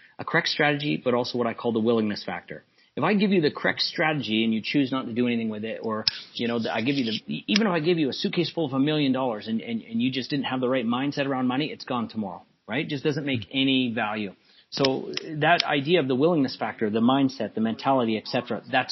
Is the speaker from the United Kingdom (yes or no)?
no; Calgary, Alberta, Canada; I was born and raised in Calgary. I went to junior high and high school and all these schools